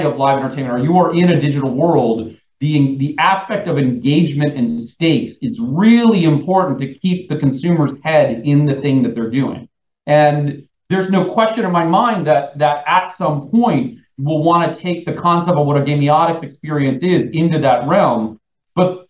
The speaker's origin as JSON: {"language": "English", "town": "New York City", "region": "New York", "country": "United States", "said": "as a New Yorker"}